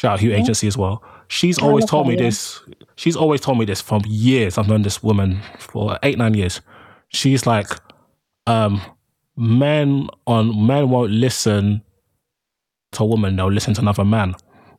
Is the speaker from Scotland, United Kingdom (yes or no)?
no; London, United Kingdom; also born or lived in Birmingham; I'm from London